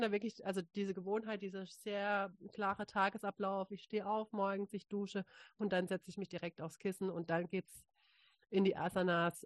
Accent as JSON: {"language": "German", "town": "Freiburg", "region": "Baden-Württemberg", "country": "Germany", "tie": "born or raised there", "also_born_or_lived": "Hamburg", "said": "als ich wieder zurück in meine Heimat gezogen bin, äh, in Freiburg eine Yogalehrerausbildung angefangen"}